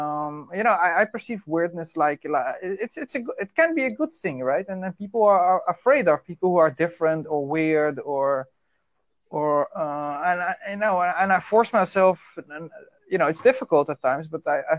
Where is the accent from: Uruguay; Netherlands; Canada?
Netherlands; English is a second language; I'm from the Netherlands.